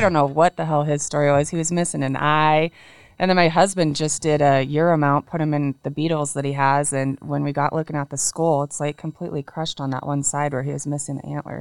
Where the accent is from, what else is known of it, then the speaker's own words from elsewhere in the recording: Washington, United States; we're both from Washington. Mm-hmm. Um, his family is on the east side, mine's on the west, so we live close to my family